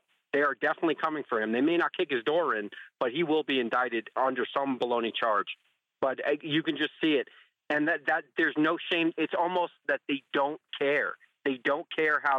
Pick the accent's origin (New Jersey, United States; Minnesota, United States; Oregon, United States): New Jersey, United States; who I grew up with in New Jersey